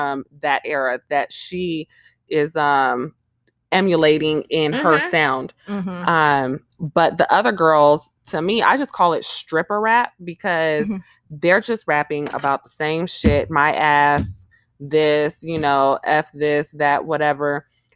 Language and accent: English; Jamaica; we're Jamaican, so we had a lot of reggae in the house